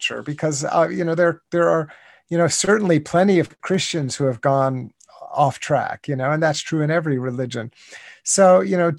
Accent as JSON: {"language": "English", "country": "United States", "tie": "born or raised there", "said": "I grew up in the United States, in North America, and even in my childhood, back in the 1960s and 1970s"}